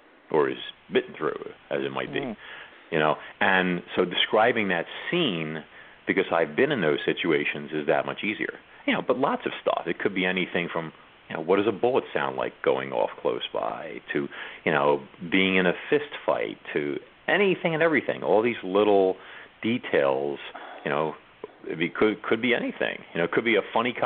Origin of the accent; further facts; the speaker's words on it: New York, United States; I'm from New York